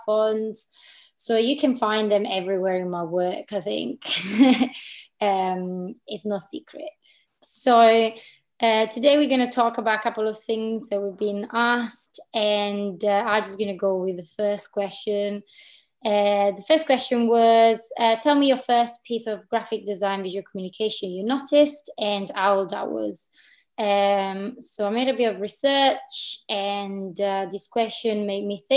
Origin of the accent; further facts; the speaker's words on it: Italy; moved away as an adult; also born or lived in Milan / Berlin / London; now in Glasgow, United Kingdom; I am a designer based in Glasgow, but I'm from Italy